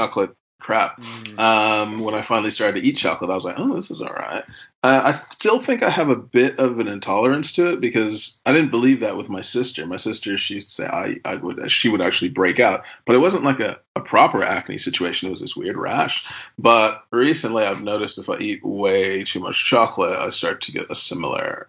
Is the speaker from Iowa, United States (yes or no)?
no; New York, United States; moved away as an adult; also born or lived in Milton Keynes; now in Northampton, United Kingdom; New York my whole life